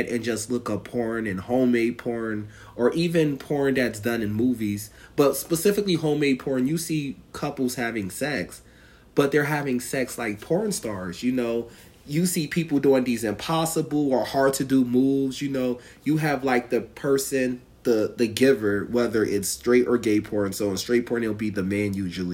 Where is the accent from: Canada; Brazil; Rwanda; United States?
United States; Northeast; You would think I'm from the South, but I'm from the Northeast